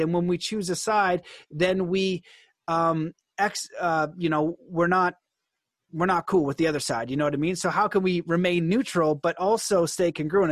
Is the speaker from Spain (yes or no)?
no; Canada; as a Canadian